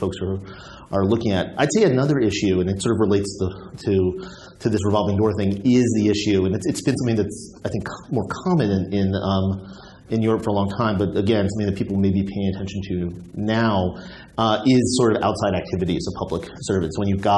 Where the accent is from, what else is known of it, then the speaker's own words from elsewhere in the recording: United States; in my practice as an American lawyer